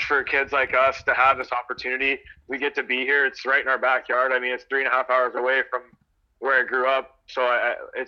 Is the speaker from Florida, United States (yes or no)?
no; Georgia, United States; I grew up in Georgia